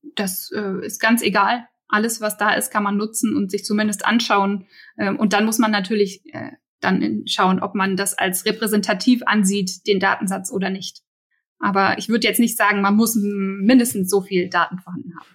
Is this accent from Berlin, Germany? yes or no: yes; Berlin, Germany; als Berliner